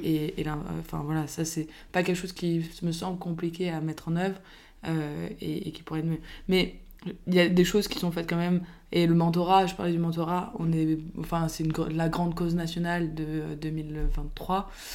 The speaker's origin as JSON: {"language": "French", "town": "Biarritz", "region": "Nouvelle-Aquitaine", "country": "France", "tie": "born or raised there", "moved": "yes", "said": "le cadre de vie de mon enfance euh, à Biarritz"}